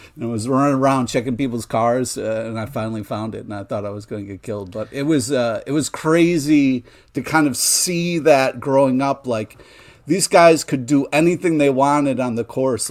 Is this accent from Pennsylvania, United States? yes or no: no; Rochester, New York, United States; growing up in Rochester